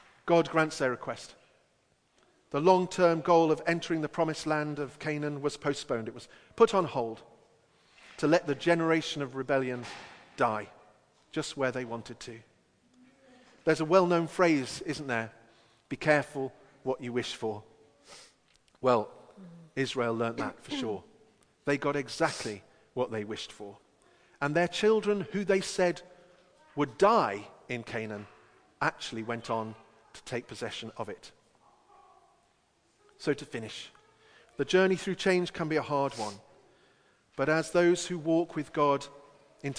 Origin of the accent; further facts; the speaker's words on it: England, United Kingdom; as only an Englishman can